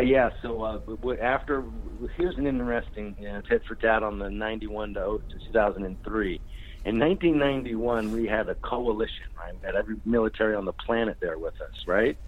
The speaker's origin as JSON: {"language": "English", "area": "Bay Area", "region": "California", "country": "United States", "tie": "born or raised there", "said": "I grew up in the Bay Area as a punk rocker"}